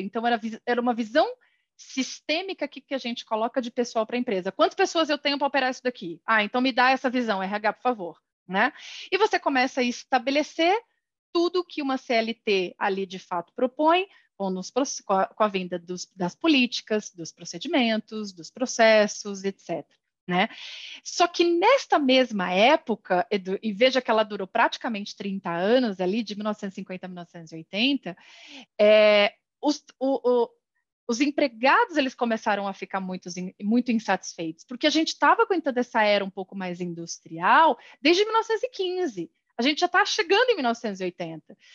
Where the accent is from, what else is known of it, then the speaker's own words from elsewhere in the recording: São Paulo, Brazil; sou nascida em São Paulo